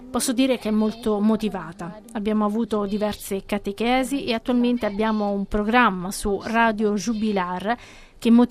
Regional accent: São Tomé & Príncipe

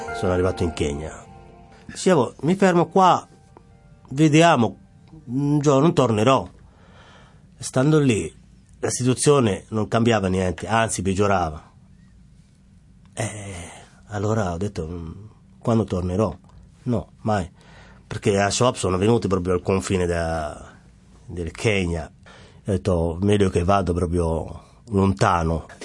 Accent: Mogadishu, Banaadir, Somalia; Italian is a second language; moved away as an adult; also born or lived in Netherlands; now in Rome, Italy; vengo dalla Somalia, da Mogadiscio, eh, capitale.

